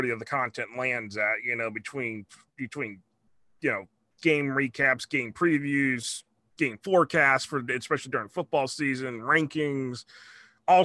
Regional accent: Jacksonville, Florida, United States; now in Gainesville, United States; I was born in Jacksonville. That's where I was born at. So, I've been North Florida all my life pretty much

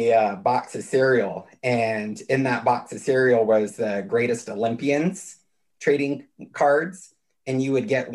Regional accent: California, United States; I come from a really rural part of California up near the Oregon border, and my hometown had 1,000 people in it.

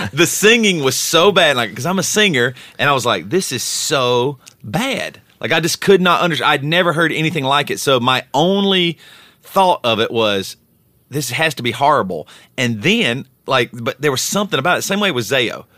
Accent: South Carolina, United States; growing up in South Carolina

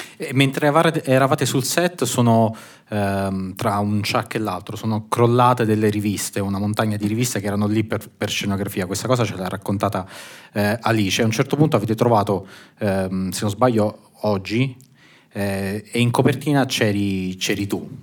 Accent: Naples, Campania, Italy; faccio una domanda da, da napoletano

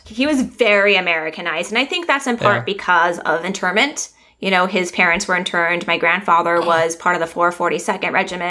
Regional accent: Long Beach, California, United States; also born or lived in Orange County, California; I grew up in basically Orange County, California.

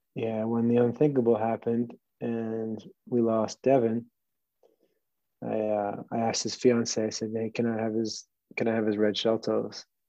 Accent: New Jersey, United States; also born or lived in New York; i was born in new york um, pretty much grew up in New Jersey

